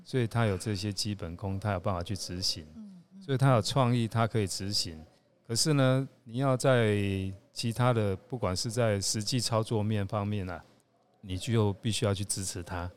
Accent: Taiwan; also born or lived in Kuala Lumpur, Malaysia; 台湾是我的 homeland 嘛，是我的故乡

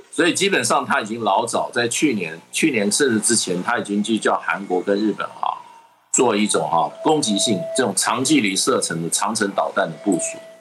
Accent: Taiwan; 还在考验我们台湾人的基本的道德水平

